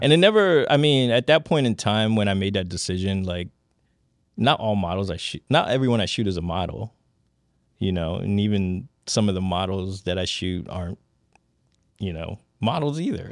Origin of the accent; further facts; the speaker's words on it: Washington, District of Columbia, United States; That's my hometown.